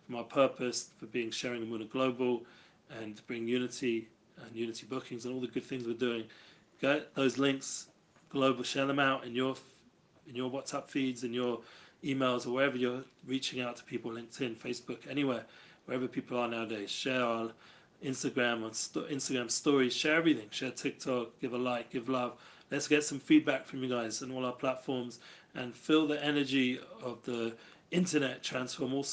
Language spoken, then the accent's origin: English; Germany; English is a second language; I'm from Germany, yes, just came in just in time before we rounded off the class